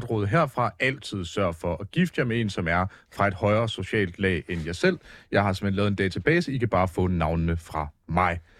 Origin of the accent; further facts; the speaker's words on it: Esbjerg, Southern Denmark, Denmark; now in Copenhagen, Denmark; men jeg er jo faktisk fra Esbjerg.